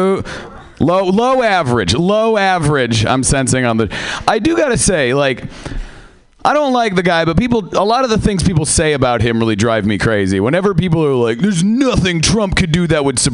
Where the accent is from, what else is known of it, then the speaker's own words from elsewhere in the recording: Seattle, Washington, United States; I am from Seattle.